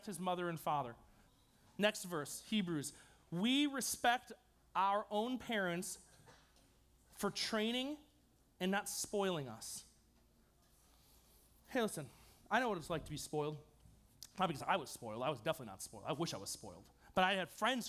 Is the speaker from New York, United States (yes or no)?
yes; New York, United States; I'm from New York.